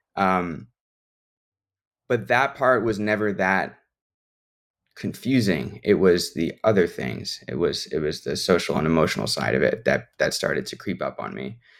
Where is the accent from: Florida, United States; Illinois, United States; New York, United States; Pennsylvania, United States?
Illinois, United States; Chicago; I'm from the Chicago area